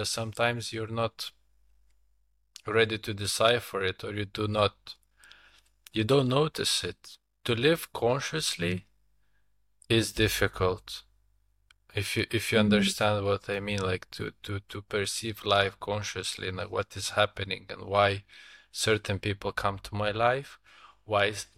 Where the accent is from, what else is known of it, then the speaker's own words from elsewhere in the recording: Lithuania; I am from Lithuania, my wife as well